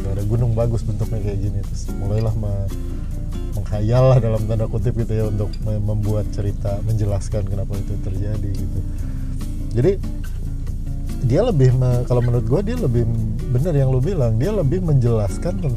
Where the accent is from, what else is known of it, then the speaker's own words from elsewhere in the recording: Bandung, West Java, Indonesia; maksudnya kita ya, sebagai orang Bandung bingung